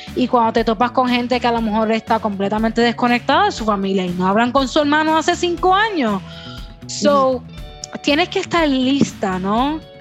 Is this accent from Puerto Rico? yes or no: yes; Puerto Rico; first language Spanish; Yo soy bien boricua.